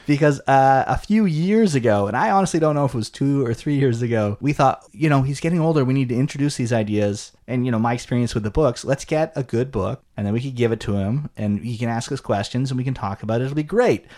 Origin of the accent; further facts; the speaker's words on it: Canada; we grew up in Canada